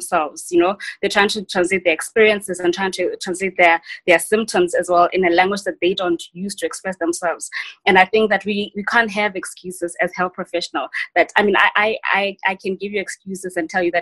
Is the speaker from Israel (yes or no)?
no; South Africa; also born or lived in Western Cape / KwaZulu-Natal; as a South African in post-democratic South Africa